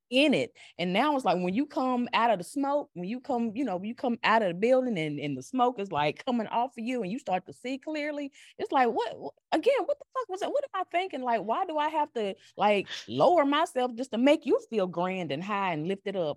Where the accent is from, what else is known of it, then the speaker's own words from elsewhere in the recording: North Carolina, United States; accent: North Carolina; now in Virginia, United States; I was raised in the South. Like this accent you hear ain't Virginia. This is North Carolina.